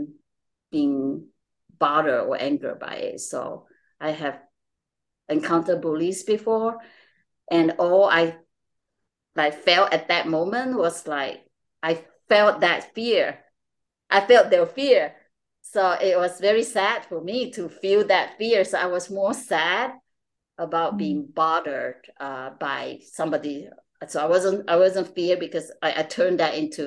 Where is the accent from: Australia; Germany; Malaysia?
Malaysia; moved away; I'm from Malaysia. I'm Chinese Malaysian.